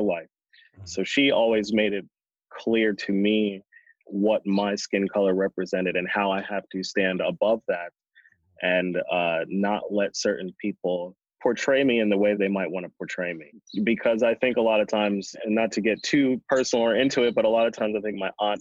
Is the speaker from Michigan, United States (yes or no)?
no; Galloway, New Jersey, United States; also born or lived in Pomona, New Jersey; now in Jersey City, United States; we moved to another small town called Galloway, New Jersey, which was predominantly white